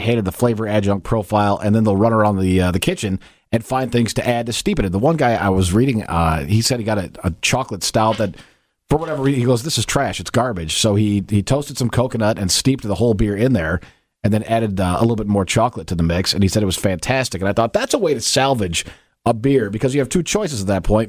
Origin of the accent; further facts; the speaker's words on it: Kalamazoo, Michigan, United States; growing up in Kalamazoo